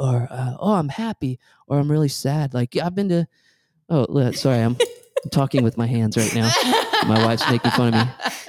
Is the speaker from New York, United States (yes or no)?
no; Atlanta, Georgia, United States; Like, we come from Atlanta.